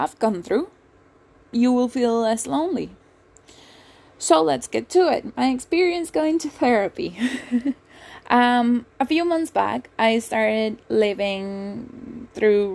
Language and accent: English; Venezuela; moved away as an adult; also born or lived in England; I was born and raised in Venezuela. I moved to England when I was 19.